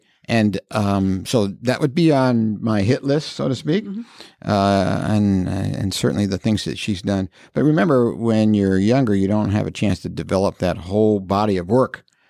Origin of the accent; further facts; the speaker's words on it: Indianapolis, Indiana, United States; moved away as an adult; also born or lived in Colorado / Carmel; Yes, I was born and raised in Indianapolis, and I didn't leave till it was time to go to college.